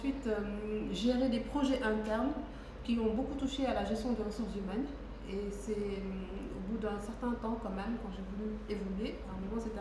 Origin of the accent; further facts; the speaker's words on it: Senegal; je suis une Sénégalaise. Les femmes cachent leur âge, pas moi, j'ai 35 ans.